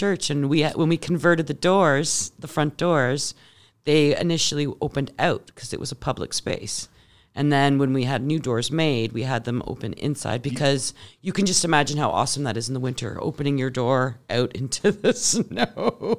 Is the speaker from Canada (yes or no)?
yes; Oakville, Ontario, Canada; There's a lot of pool places here in Oakville. I grew up in Oakville.